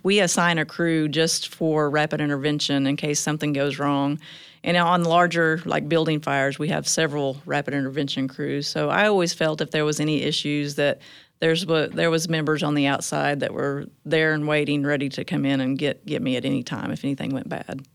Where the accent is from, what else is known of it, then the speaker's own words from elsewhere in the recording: Choctaw, Oklahoma, United States; now in Tulsa, United States; I grew up in Choctaw, Oklahoma, which is east of Oklahoma City